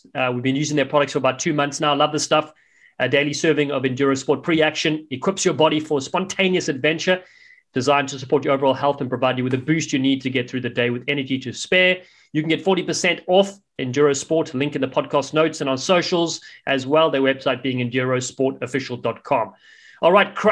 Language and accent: English; South Africa; accent: South African; now in United States; despite my South African accent, I was fortunate enough to play rugby for the United States